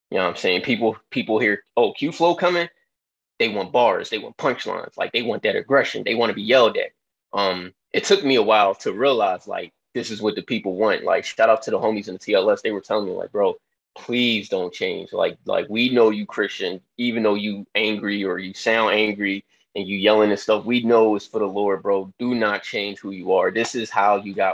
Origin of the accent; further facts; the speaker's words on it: Philadelphia, Pennsylvania, United States; I'm from Philly